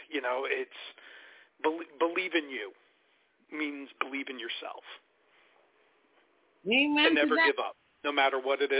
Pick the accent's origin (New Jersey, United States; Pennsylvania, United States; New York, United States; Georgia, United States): New Jersey, United States; Newark; I grew up in Newark, New Jersey, so I'm you know I'm uh, by by fault with street you know street smarts.